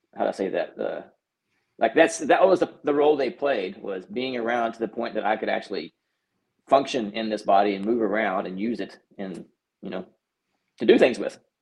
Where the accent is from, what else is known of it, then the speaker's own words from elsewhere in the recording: North Texas, United States; I grew up in Texas, mm-hmm. small town in North Texas